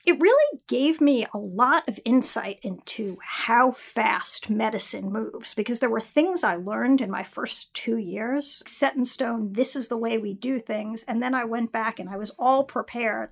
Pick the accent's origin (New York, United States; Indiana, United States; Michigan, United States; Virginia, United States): New York, United States; Westchester; also born or lived in California / Philadelphia; now in New York City, United States; I grew up in Westchester